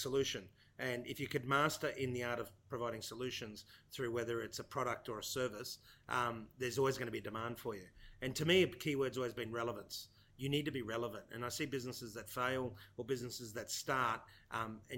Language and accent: English; Australia; I'm a son of migrants. My parents migrated here many years ago from Italy, Sicily. I'm the youngest of three. I was born in Australia.